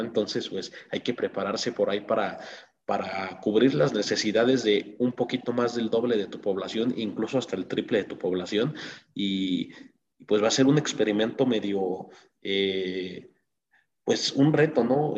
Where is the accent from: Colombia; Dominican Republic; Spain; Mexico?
Mexico; uno como mexicano